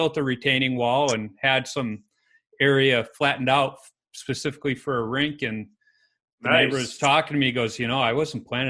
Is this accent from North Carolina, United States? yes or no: no; Chicago, Illinois, United States; I grew up in Chicago in the city